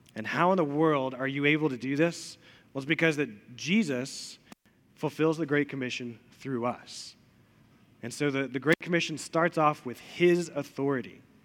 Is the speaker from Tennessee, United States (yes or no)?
yes; Elizabethton, Tennessee, United States; also born or lived in Chattanooga; I grew up in Elizabethan, lived there for a really long time